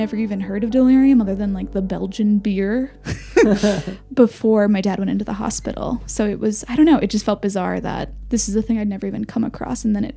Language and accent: English; Minneapolis, Minnesota, United States; moved away; also born or lived in France; growing up in Minneapolis